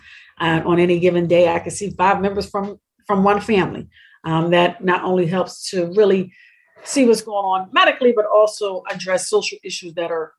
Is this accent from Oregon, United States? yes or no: no; Philadelphia, Pennsylvania, United States; We're from Strawberry Mansion, North Philadelphia, here in Philadelphia, born and raised